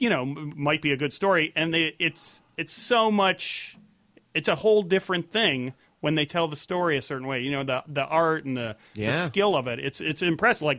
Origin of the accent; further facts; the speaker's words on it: Chicago, Illinois, United States; I grew up in Chicago, and it was always cold